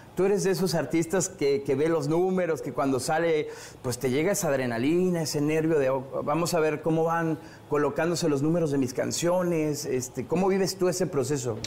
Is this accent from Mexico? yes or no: yes; Mexico; en mi país, en México